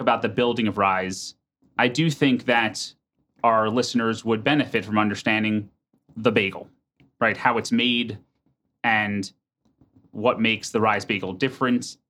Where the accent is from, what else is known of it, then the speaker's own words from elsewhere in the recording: United States; now in Minneapolis, United States; I'm from New York or New Jersey